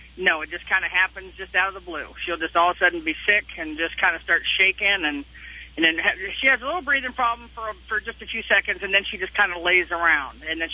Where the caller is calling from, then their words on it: Paris, Texas, United States; Actually, I'm sitting in Paris, Texas right now. I'm a truck driver.